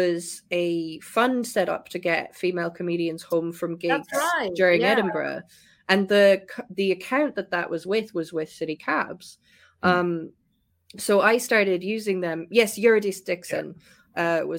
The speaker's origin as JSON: {"language": "English", "area": "West Cork", "region": "Munster", "country": "Ireland", "moved": "as an adult", "lives_now": "United Kingdom", "said": "I'm from West Cork, which is close to Kerry"}